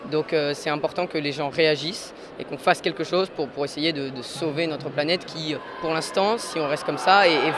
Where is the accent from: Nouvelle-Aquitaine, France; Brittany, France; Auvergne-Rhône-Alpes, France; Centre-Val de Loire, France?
Centre-Val de Loire, France; Dreux; euh, j'ai 15 ans et je viens de la frontière de, l'île de France. C'est du côté de Dreux.